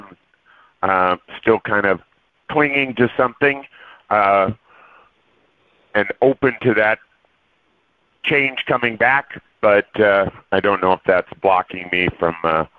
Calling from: Anaheim, California, United States; I'm from Anaheim, California.

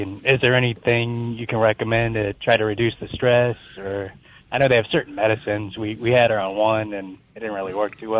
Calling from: Gulfport, Mississippi, United States; Oh, Gulfport, Mississippi.

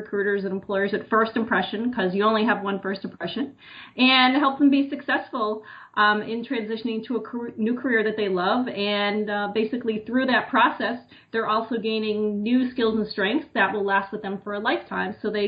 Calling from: New Jersey, United States; So I'm actually just outside of New York City in New Jersey.

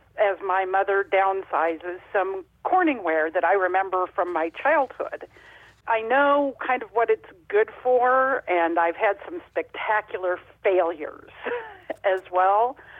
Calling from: Kansas City, Kansas, United States; Kansas City, Kansas.

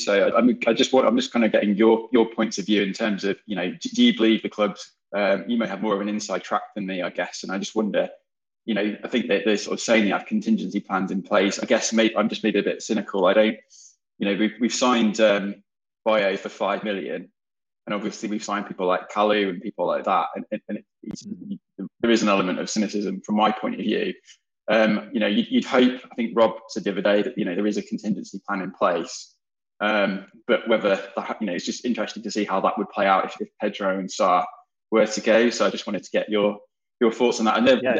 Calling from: Leeds, Yorkshire and the Humber, United Kingdom; I'm joining you from sunny Leeds.

